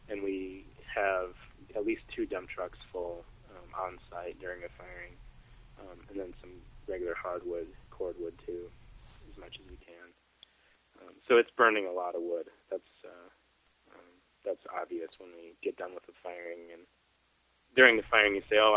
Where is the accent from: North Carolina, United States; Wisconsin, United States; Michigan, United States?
Wisconsin, United States; now in Corning, United States; I grew up in Wisconsin